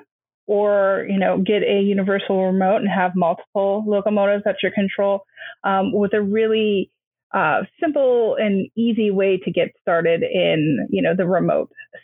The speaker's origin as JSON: {"language": "English", "town": "Youngstown", "region": "Ohio", "country": "United States", "said": "I'm from Youngstown, Ohio"}